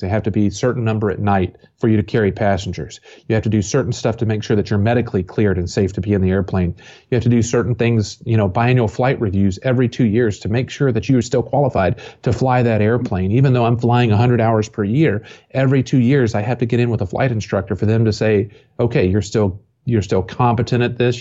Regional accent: Johnson City, Tennessee, United States; also born or lived in Atlanta, Georgia / Kentucky; I grew up here in East Tennessee, so for twenty years, Bristol Motor Speedway is just fifteen miles down the road.

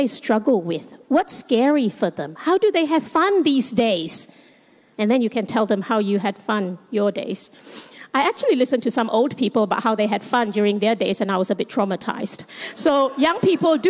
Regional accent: Malaysia; now in Australia; I am Chinese Malaysian, and I live in Australia

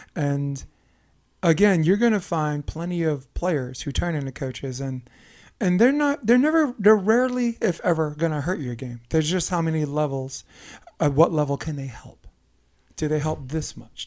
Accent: New York, United States; now in Hermosa Beach, United States; we are proud and fanatical about being from Brooklyn

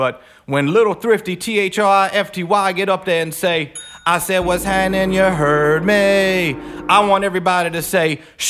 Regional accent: Mandeville, Louisiana, United States; The North Shore, dawg. I say, dawg, Mandeville, rough area, dawg.

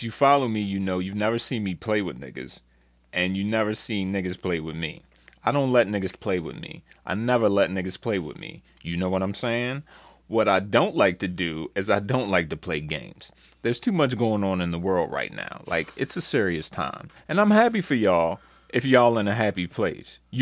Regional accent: Detroit, Michigan, United States; I come from Detroit.

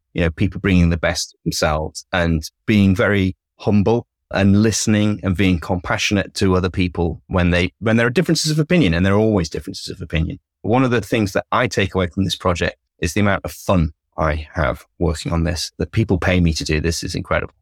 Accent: United Kingdom; clearly I'm British

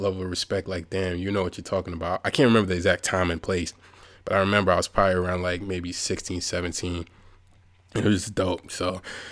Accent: Warwick, New York, United States; also born or lived in Bronx, New York; I moved from the Bronx into upstate New York, Warwick, New York, shout out to 845, when I was seven years old

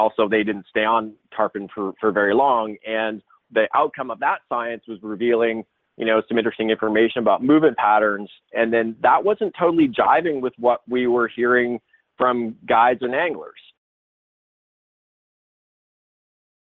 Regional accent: Toronto, Ontario, Canada; moved away as an adult; also born or lived in Alberta / Turks and Caicos Islands; I grew up in Toronto

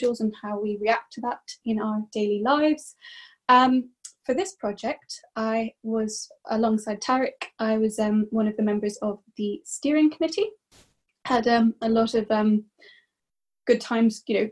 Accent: Ireland; moved away; I grew up in Ireland

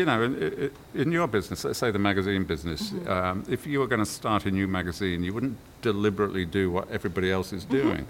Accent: Birmingham, West Midlands, United Kingdom; also born or lived in Coventry, England; we moved to Birmingham, and that's where I really grew up

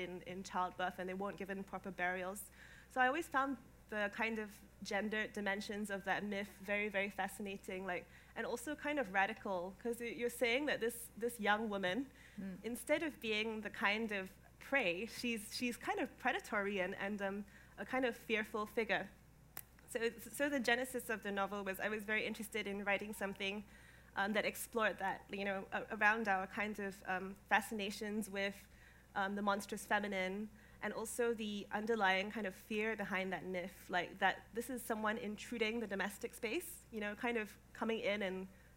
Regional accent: Singapore; moved away as an adult; now in London, United Kingdom; I grew up in Singapore. I spent the first 19 years of my life there

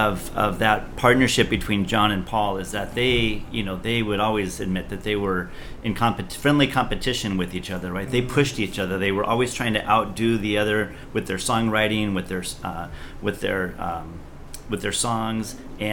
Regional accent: Philippines; I think he still lives in Hawaii that I grew up with in the Philippines.

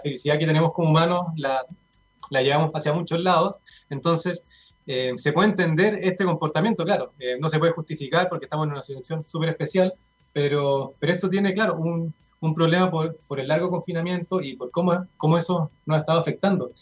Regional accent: Chile; nosotros en promedio como chilenos

